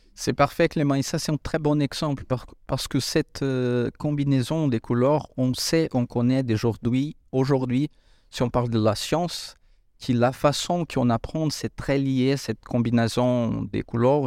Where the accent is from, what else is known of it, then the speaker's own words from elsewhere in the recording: Brazil; moved away; Je viens de l'Amérique du Sud